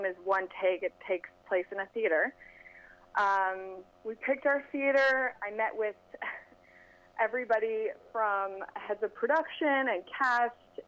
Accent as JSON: {"language": "English", "region": "Colorado", "country": "United States", "tie": "born or raised there", "moved": "as an adult", "lives_now": "Los Angeles, United States", "said": "I grew up in Colorado. I went to film school there and moved out to L.A. about 4 years ago"}